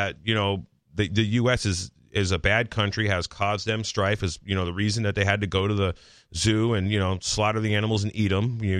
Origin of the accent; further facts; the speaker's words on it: Tennessee, United States; Yeah. So Will Coley's like, well, I'm a Muslim and I'm a redneck. I grew up in Eastern Tennessee.